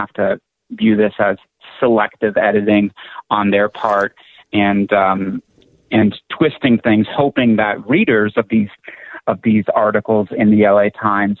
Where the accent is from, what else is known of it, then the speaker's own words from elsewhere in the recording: Toronto, Ontario, Canada; now in United States; I was born in Toronto